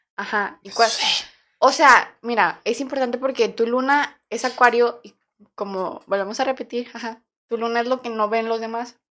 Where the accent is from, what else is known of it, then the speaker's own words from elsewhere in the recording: Torreón, Coahuila, Mexico; nosotros nacimos en Coahuila, Torreón